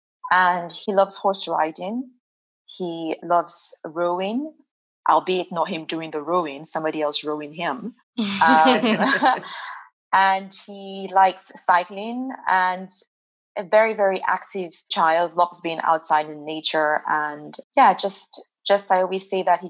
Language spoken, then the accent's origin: English; Nigeria; now in Netherlands; I am originally from Nigeria